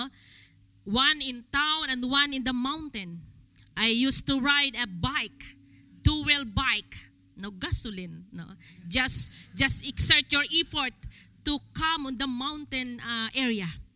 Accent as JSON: {"language": "English", "country": "Philippines", "said": "It's a great pleasure for me as Filipino"}